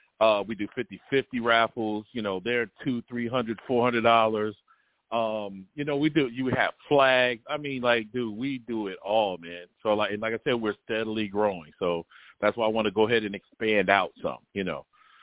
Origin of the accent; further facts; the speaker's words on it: New York, United States; moved away; also born or lived in Virginia; once I got older, you know, we moved from New York to Virginia.